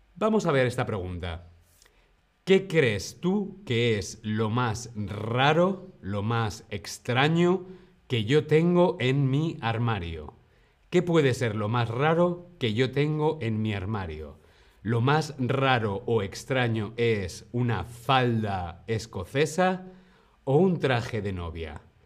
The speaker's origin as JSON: {"language": "Spanish", "country": "Spain"}